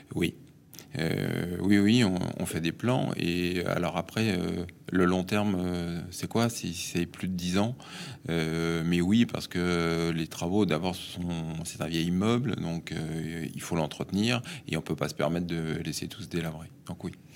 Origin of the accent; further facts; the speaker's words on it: Paris, Île-de-France, France; je suis parisien, hein, fils de parisien, né à Paris, j'ai toujours vécu à Paris